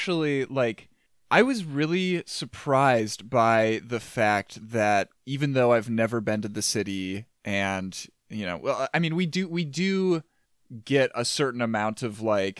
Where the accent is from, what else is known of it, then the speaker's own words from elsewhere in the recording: Midwest, United States; you pick up a little bit on that as a Midwesterner